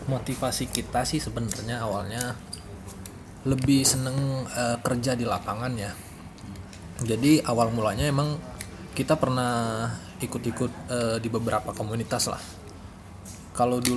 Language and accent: Indonesian; Sumatra, Indonesia; Saya dari Sumatera, dari Sumatera jauh naik pesawat.